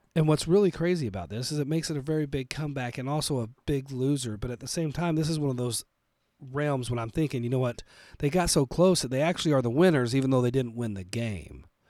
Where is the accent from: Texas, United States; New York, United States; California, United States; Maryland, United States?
Texas, United States; now in Colorado, United States; I was originally born and raised in Texas before I moved to Colorado